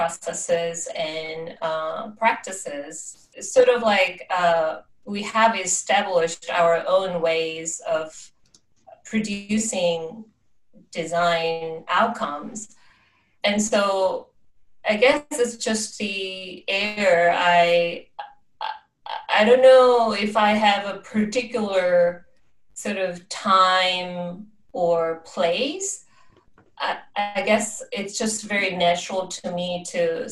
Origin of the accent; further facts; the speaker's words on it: Seoul, South Korea; now in Athens, United States; I was born and grew up in Seoul, South Korea, and now I'm living in Athens, Georgia.